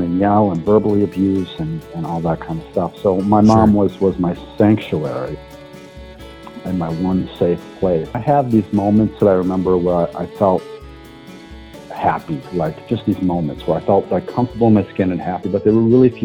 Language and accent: English; La Crosse, Wisconsin, United States; moved away as an adult; my hometown of La Crosse